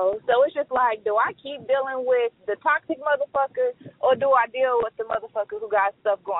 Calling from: Tulsa, Oklahoma, United States; I'm from Tulsa, Oklahoma. And I listen to you guys all the time.

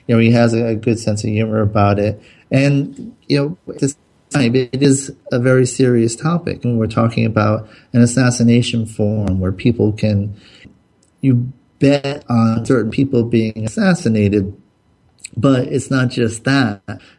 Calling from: Southern California, United States; Now, I'm calling from Southern California.

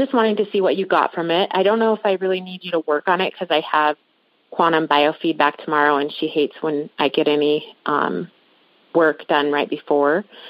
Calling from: Montana, United States; I'm calling in from Montana. I was in Montana.

